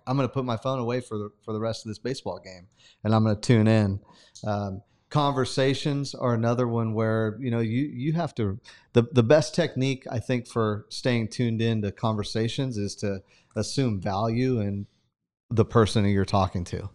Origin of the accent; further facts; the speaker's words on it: Sanger, California, United States; moved away; growing up in Sanger